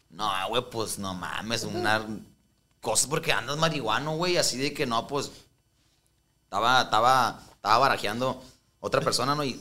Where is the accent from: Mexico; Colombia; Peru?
Mexico; Culiacán, Sinaloa; moved away; also born or lived in Tijuana; sí, sí, sí. sí. Culiacán.